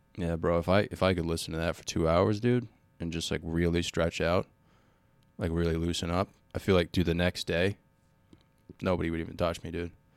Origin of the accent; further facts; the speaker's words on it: Cumberland, Rhode Island, United States; moved away; I'm from Cumberland